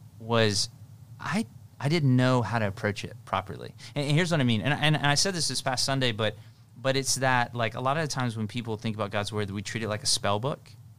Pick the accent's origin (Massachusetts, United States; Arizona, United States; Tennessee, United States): Tennessee, United States; I had a pastor growing up in Tennessee, and so that'll explain the how homey this saying is